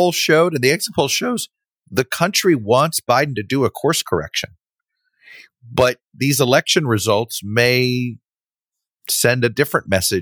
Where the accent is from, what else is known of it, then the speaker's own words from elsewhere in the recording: Florida, United States; from my home state of Florida